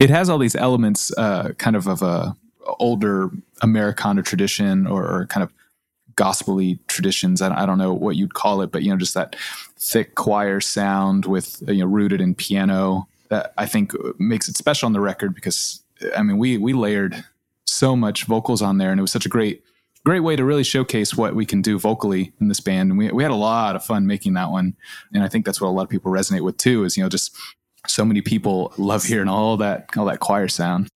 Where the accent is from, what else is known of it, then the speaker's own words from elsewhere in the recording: Austin, Texas, United States; Kath and I grew up in Austin